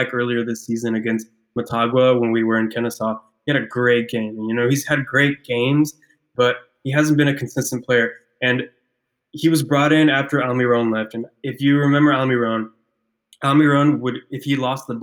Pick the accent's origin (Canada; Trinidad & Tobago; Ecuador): Ecuador; moved away; I'm from South America, I'm from Ecuador